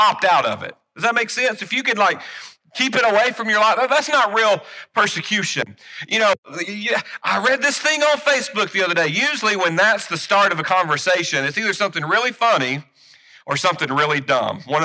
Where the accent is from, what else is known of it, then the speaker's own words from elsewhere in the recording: United States; as American Christians